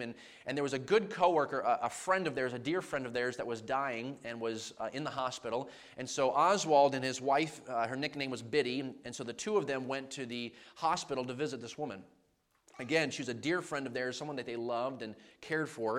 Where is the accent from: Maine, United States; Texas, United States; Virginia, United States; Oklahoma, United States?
Maine, United States; now in New York, United States; growing up in Maine, I grew up in a household that just loved sports